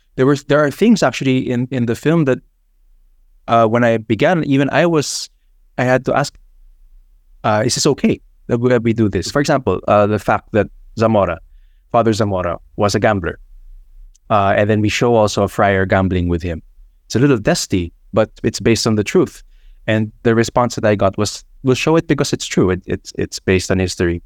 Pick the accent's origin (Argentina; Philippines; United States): Philippines